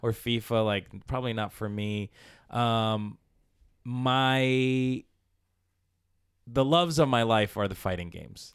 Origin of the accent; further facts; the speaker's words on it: Palmira, Valle del Cauca, Colombia; moved away; I was born in Colombia, in South America, in a village, Palmira, Colombia, Valle de Cauca